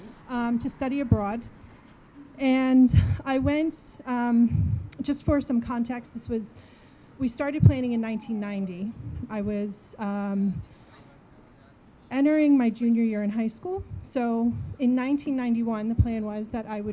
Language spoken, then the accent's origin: English; New Jersey, United States; I'm from New Jersey